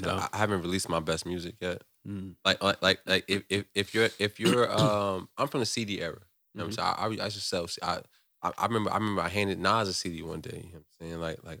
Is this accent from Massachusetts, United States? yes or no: no; Newark, New Jersey, United States; because I'm from Newark